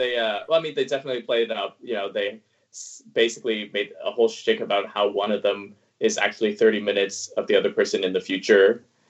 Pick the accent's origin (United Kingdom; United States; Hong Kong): Hong Kong; born there; Yeah, because I was born in Hong Kong.